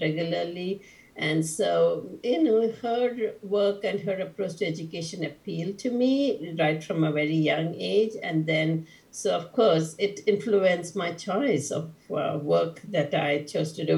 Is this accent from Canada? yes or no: no; India; I was born and brought up in India